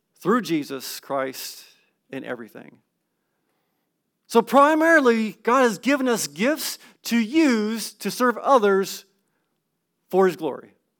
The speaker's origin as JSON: {"language": "English", "region": "California", "country": "United States", "moved": "yes", "said": "I'm from California."}